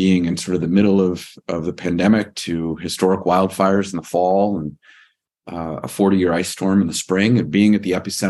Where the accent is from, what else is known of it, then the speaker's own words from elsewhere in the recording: Virginia, United States; I am originally from Northern Virginia.